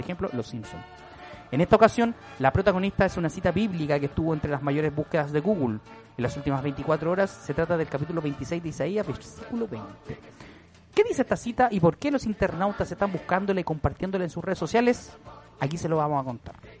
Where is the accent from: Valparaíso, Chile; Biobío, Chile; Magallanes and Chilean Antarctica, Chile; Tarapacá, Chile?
Valparaíso, Chile; now in Santiago, Chile; soy de Valparaíso